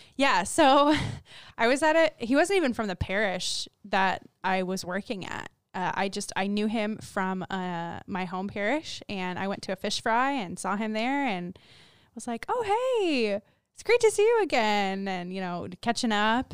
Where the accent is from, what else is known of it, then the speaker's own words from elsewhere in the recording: Florida, United States; we're from Florida